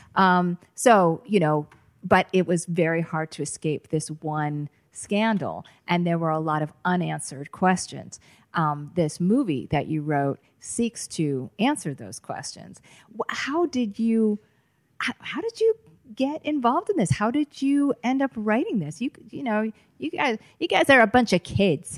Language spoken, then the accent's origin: English; Boston, Massachusetts, United States; I grew up in the Boston area